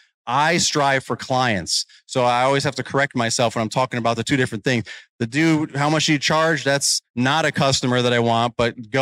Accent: New York, United States; moved away as an adult; now in Virginia, United States; I'm originally from New York. So my area code was different, but it was similar. My area code was 845

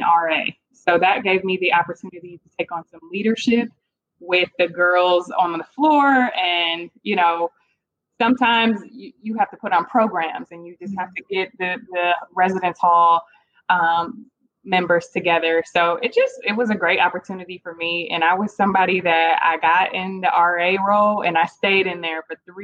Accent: Cleveland, Ohio, United States; moved away as an adult; also born or lived in Kent, Ohio / Atlanta, Georgia; now in Dallas, United States; I'm originally from Cleveland, Ohio, where I was born and raised and spent most of my life there

